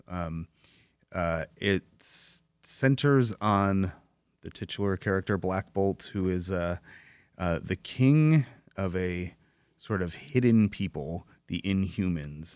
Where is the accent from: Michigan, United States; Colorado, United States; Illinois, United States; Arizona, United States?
Michigan, United States; Dearborn; I grew up in Dearborn